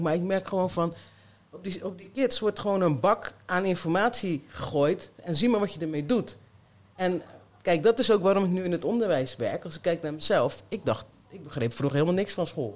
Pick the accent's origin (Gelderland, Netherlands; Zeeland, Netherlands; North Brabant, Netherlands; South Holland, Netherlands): Zeeland, Netherlands; also born or lived in Colombia; now in Rotterdam, Netherlands; ik ben opgegroeid in Zeeland in een mooi vrijstaand huis